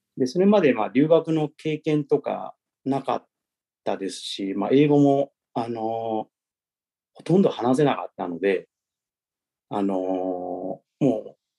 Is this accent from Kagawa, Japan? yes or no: yes; Kagawa, Japan; first language Japanese; moved away as an adult; also born or lived in Tokyo / New York / Cincinnati, Ohio; now in Nagano, Japan; 僕は香川県の出身で、讃岐うどんで有名な香川県の出身です